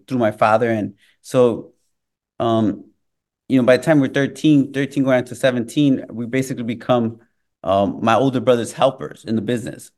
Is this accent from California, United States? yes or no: no; Chicago, Illinois, United States; also born or lived in Mexico; growing up in Chicago, growing around, up around those gangs and that culture